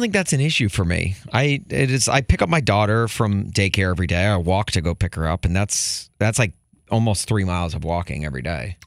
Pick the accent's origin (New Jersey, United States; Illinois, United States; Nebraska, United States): Illinois, United States; Chicago; as a Chicagoan